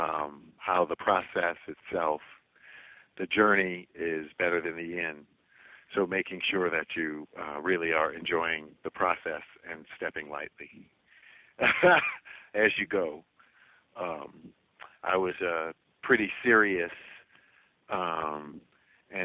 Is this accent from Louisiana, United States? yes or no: yes; New Orleans, Louisiana, United States; growing up in New Orleans, and especially as a music lover